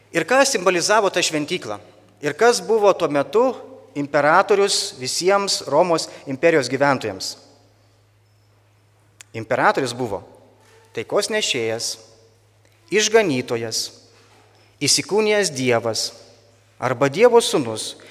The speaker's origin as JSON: {"language": "Lithuanian", "country": "Lithuania", "said": "mes lietuviai turim kiek karalių?"}